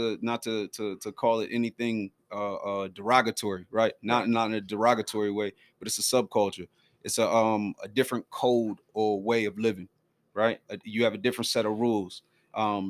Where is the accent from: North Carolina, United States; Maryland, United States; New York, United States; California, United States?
Maryland, United States; Baltimore; moved away as an adult; also born or lived in El Paso, Texas; now in Texas, United States; from Baltimore, Maryland, West Side, Emerson Avenue